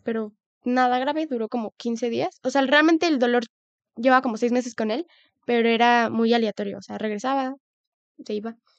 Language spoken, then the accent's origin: Spanish; Mexico; como país latinoamericano o México